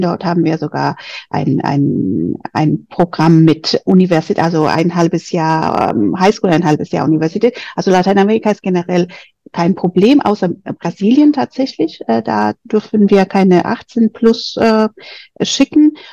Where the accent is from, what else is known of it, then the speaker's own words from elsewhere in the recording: Madrid, Community of Madrid, Spain; moved away as an adult; now in Germany; ich komme aus Spanien, aus Madrid ganz konkret äh, und bin schon sehr lange in Deutschland, seit 20 Jahren